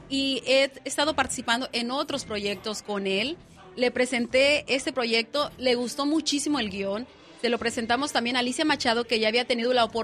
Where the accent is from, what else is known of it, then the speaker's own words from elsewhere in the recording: Mexico; Estamos muy contentos como mexicanos, como latinos